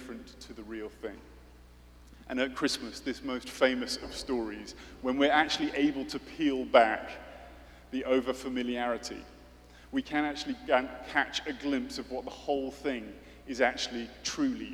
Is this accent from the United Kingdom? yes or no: yes; United Kingdom; I'm British.